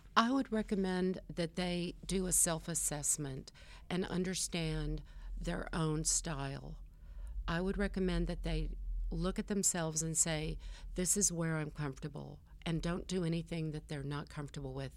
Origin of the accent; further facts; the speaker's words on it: California, United States; I was born in California. I'm a California girl, and my first dollar I earned as a lifeguard